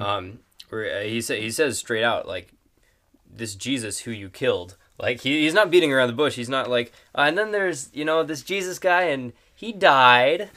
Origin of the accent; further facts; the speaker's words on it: Superior, Wisconsin, United States; also born or lived in Texas; I was born in Texas, but, uh, grew up in Wisconsin, uh, in Superior and just a little outside of it